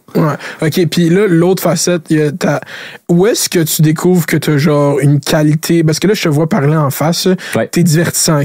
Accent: Laval, Quebec, Canada; je viens de Laval. Laval, c'est une ville d'autoroute. J'habite à côté de la quinze

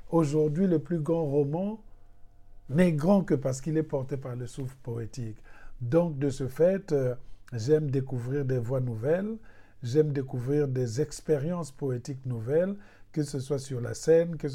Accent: Republic of the Congo; Si je suis congolais et que dans les mots français je sens que je suis limité dans mon expression, et eh bien c'est là qu'intervient une invention, le secours de mes autres langues.

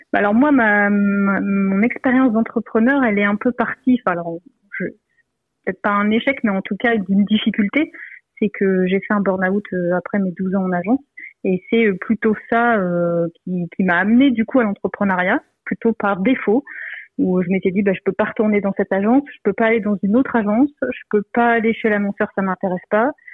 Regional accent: Lille, Hauts-de-France, France; je suis de Lille

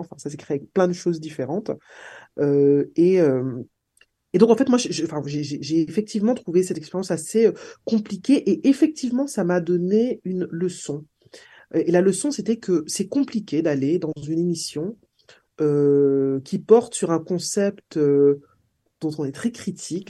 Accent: Martinique; J'ai grandi en Martinique

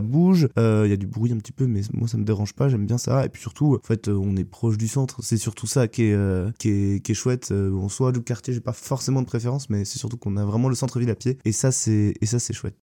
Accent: Caudan, Brittany, France; also born or lived in Hennebont / Lorient; mes parents ont rapidement déménagé à Codan quand j'étais qu'un bébé, et donc bah, j'y ai vécu en fait jusqu'à ma majorité.

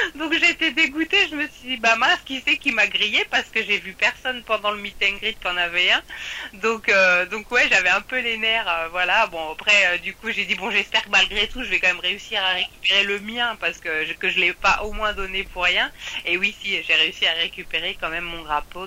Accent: France; en tant que Français

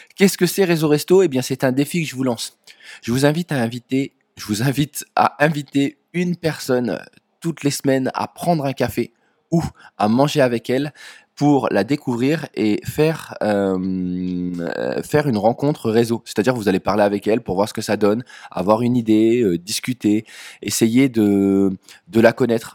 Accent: Dunkirk, Hauts-de-France, France; je viens de Dunkerque

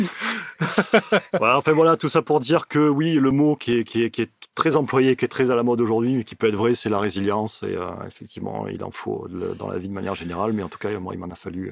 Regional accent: Miramas, Provence-Alpes-Côte d'Azur, France; also born or lived in Marseille; je suis originaire de Miramas. J'ai déménagé à Marseille

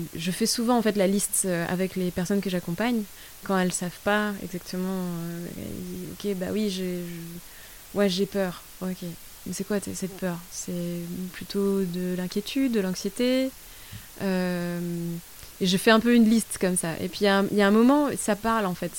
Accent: France; also born or lived in Brussels, Belgium / India; now in Colombia; je suis française

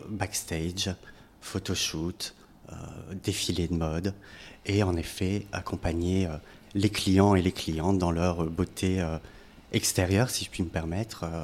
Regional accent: France; moved away as an adult; also born or lived in Brussels, Belgium; Je suis français.

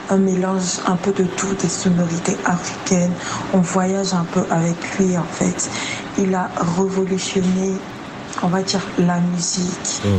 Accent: Cameroon; Coucou, moi j'aime Tag parce que d'abord c'est un Camerounais, je suis Camerounaise

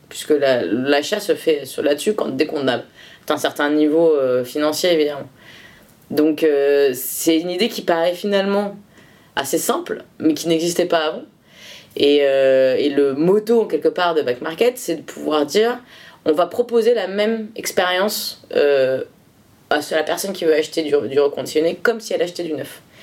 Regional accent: Bordeaux region, Nouvelle-Aquitaine, France; je suis originaire de la région de Bordeaux

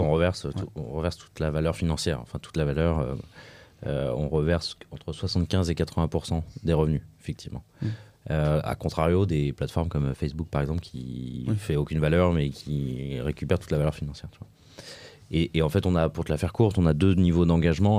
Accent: Lyon, Auvergne-Rhône-Alpes, France; je suis lyonnais

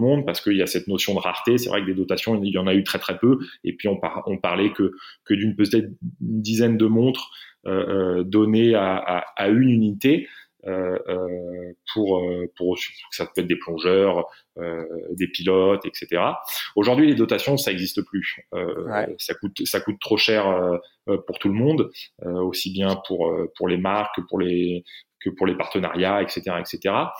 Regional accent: France; je suis français, j'ai une carte d'identité française

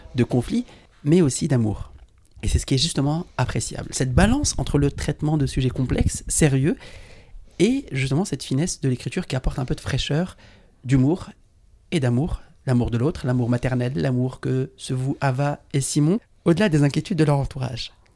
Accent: Paris, Île-de-France, France; on est né à Paris tous les deux et, et je suis parisien, français, issu d'immigration

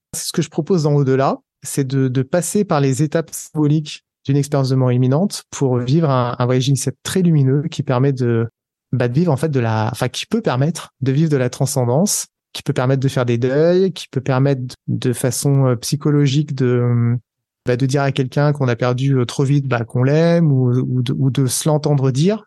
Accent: Aix-les-Bains, Auvergne-Rhône-Alpes, France; moved away as an adult; also born or lived in Paris / Boston; Je suis allé à Paris puisque j'étais d'Aix-les-Bains.

